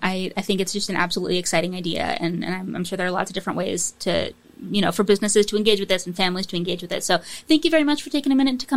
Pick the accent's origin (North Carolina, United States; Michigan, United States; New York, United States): New York, United States; Saratoga Springs; now in Burlington, United States; I grew up in Saratoga Springs, New York, which is we had the horse racing track there.